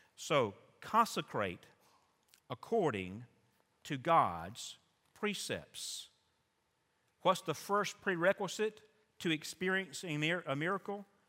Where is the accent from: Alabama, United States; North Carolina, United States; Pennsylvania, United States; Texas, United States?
Alabama, United States; South; growing up in South Alabama